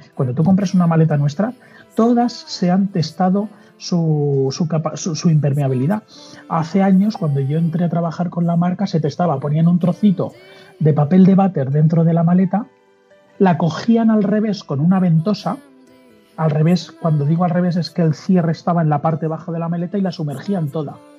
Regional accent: Mallorca, Balearic Islands, Spain; yo soy de Mallorca, un mallorquín

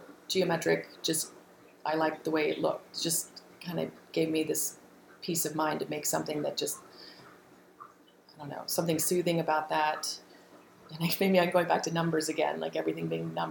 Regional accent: the South, United States; I grew up in the South, and it was a lovely childhood.

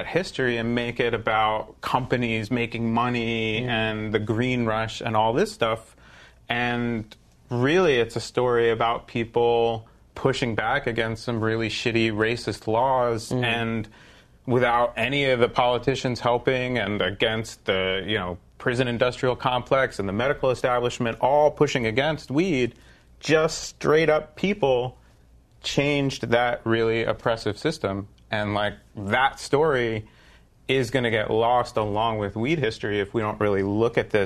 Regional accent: East Coast, United States; I grew up on the East Coast

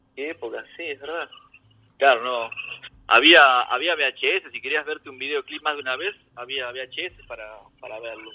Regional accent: Ciudad Jardín Lomas del Palomar, Buenos Aires Province, Argentina; moved away as an adult; also born or lived in San Martín, Buenos Aires; now in Germany; En Ciudad Jardín, Sí, en realidad nací en San Martín

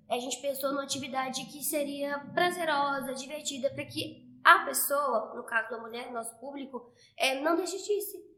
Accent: interior of Goiás, Brazil; also born or lived in Anápolis; eu sou de Goiás, pra quem não sabe

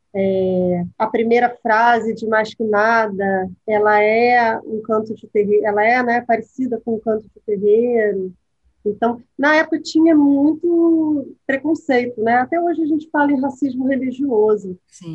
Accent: Rio de Janeiro, Brazil; eu sou da Tijuca

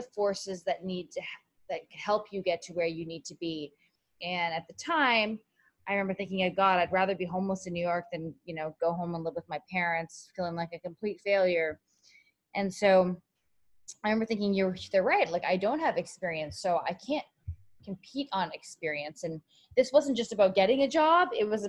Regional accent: Canada; moved away as an adult; now in United States; I came from Canada to the US on a full track scholarship

